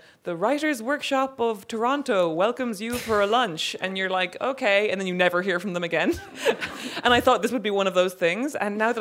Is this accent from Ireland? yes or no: yes; Cork, Munster, Ireland; I'm from Cork.